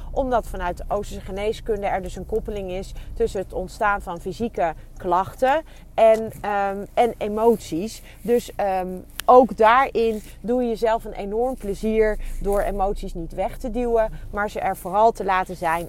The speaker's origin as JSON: {"language": "Dutch", "country": "Netherlands", "said": "ons als, als Nederlanders"}